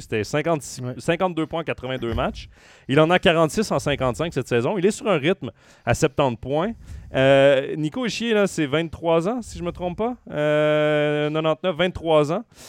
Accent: Trois-Rivières, Quebec, Canada; je viens de Trois-Rivières

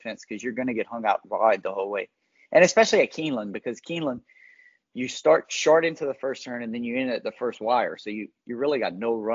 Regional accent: Louisiana, United States; growing up in Louisiana, we grew up riding, racing Shetlands and stuff in fields

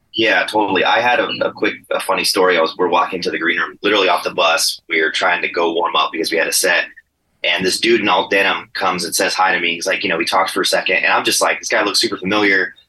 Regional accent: San Diego, California, United States; we're all from San Diego

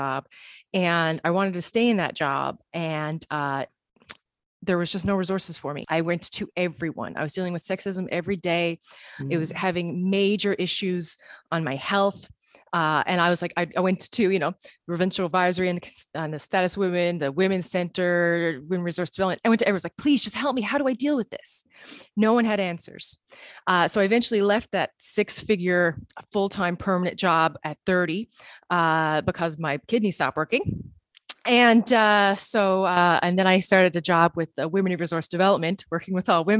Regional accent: Newfoundland and Labrador, Canada; moved away as an adult; now in Netherlands; I am a Newfoundlander living in the Netherlands

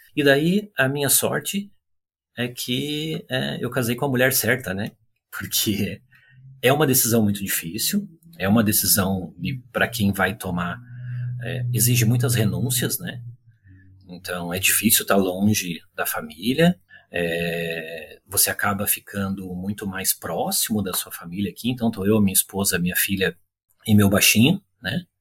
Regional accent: Curitiba, Paraná, Brazil; moved away as an adult; also born or lived in São Paulo / Brasília; now in Vancouver, Canada; eu sou natural de Curitiba, eu nasci no interior do estado do Paraná, mas fui muito cedo para Curitiba

